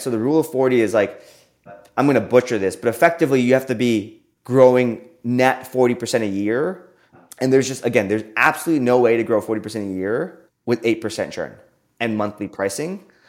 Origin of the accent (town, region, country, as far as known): Austin, Texas, United States; born or raised there